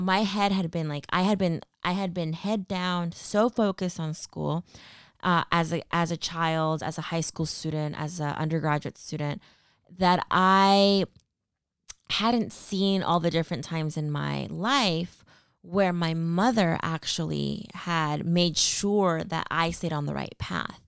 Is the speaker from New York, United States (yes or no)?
no; Stockton, California, United States; moved away as an adult; also born or lived in Peru (ancestry); now in Bay Area, United States; I was born in the Bay Area, but raised in the Central Valley in Stockton, California